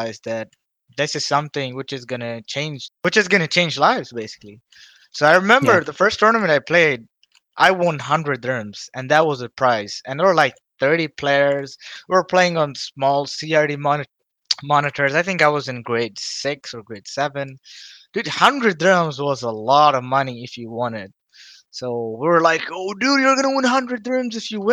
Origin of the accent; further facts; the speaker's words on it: Dubai, United Arab Emirates; I grew up in Dubai all my life